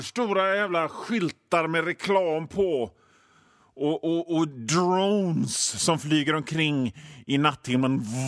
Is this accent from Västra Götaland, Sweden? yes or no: yes; Gothenburg, Västra Götaland, Sweden; För ni hör ju det på mitt sätt att prata, min dialekt. Jag är från Göteborg, jag bor i Göteborg.